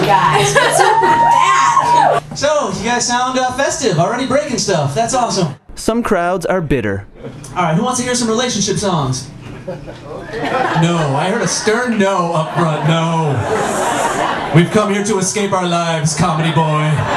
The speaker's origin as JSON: {"language": "English", "area": "near Chicago", "region": "Illinois", "country": "United States", "tie": "born or raised there", "moved": "yes", "said": "I grew up near Chicago, so it's always fun to go back to the homeland"}